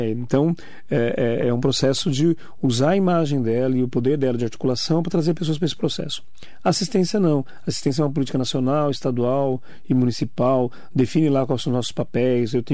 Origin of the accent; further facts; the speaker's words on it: Poá, São Paulo, Brazil; Sou de Poá, 52 anos de vida, sou lá de Poá, eu, minha esposa, minhas crianças